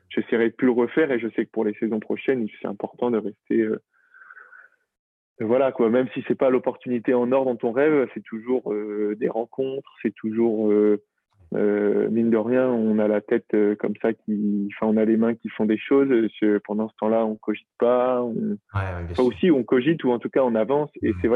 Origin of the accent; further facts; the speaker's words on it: Brittany, France; je m'y suis retrouvé à un moment en, rentrant chez moi en Bretagne